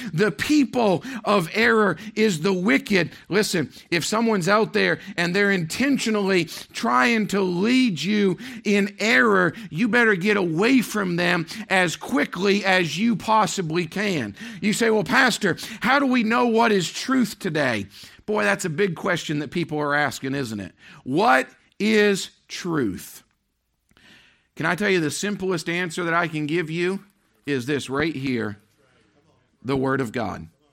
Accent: Maine, United States; moved away; growing up in Maine

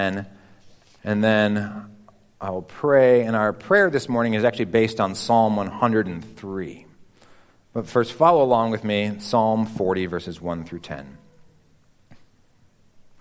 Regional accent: Chicago, Illinois, United States; moved away; I grew up in Chicagoland

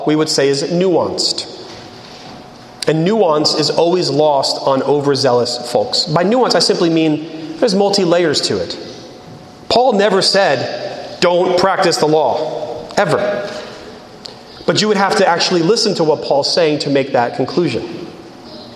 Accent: United States; I am an American

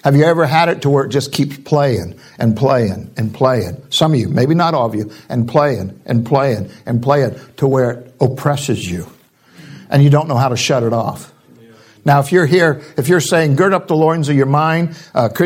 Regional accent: California, United States; I'm from California

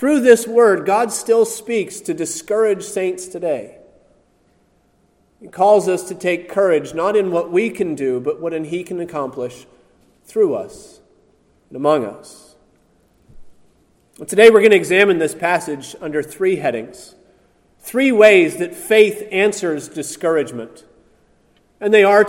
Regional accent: outside of Pittsburgh, Pennsylvania, United States; growing up outside of Pittsburgh

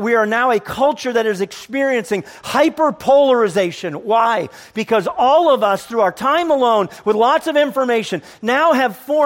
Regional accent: United States; I'm an American

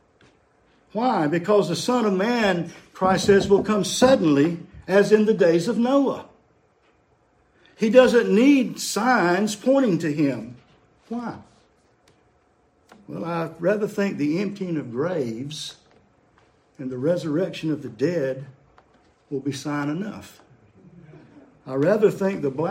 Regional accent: United States; growing up in America in the 60s.

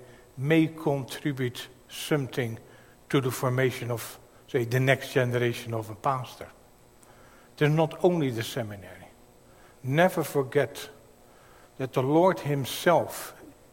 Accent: Netherlands; accent: Dutch; my Dutch accent

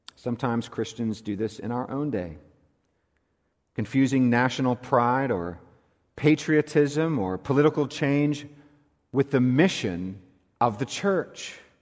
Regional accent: California, United States; moved away as an adult; also born or lived in South Carolina; in what is my home state. I am a native Californian

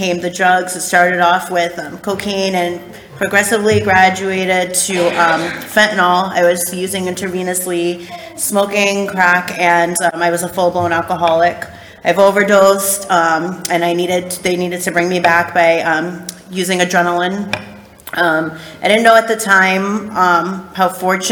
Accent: Rhode Island, United States; I'm from Rhode Island.

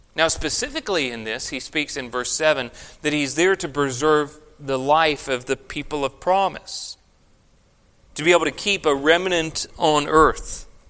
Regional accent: Victoria, Australia; growing up in Australia, I went through one of the most severe droughts

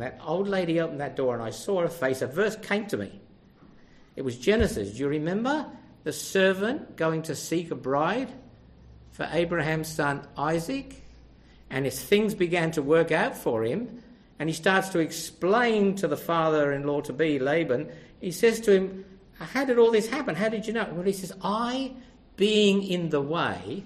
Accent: Australia; I'm from Australia. I'm travelling by.

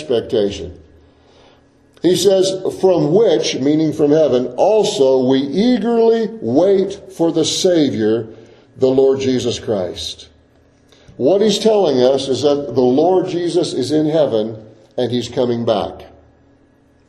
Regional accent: United States; I was born in the United States of America. I'm an American citizen

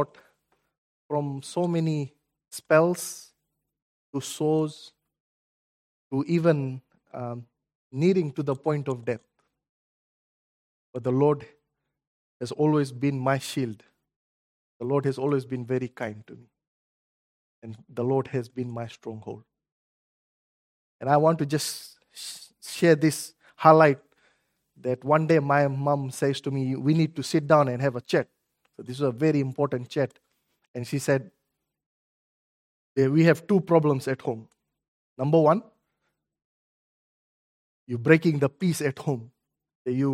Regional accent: Fiji; moved away; I'm originally from Fiji

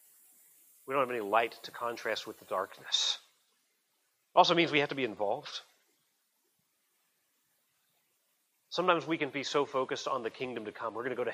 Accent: United States; I'm an American citizen

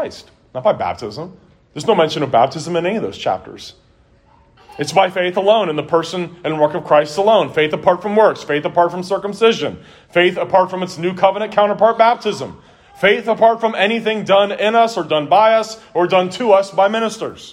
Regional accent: Cincinnati, Ohio, United States; growing up in Cincinnati, Ohio

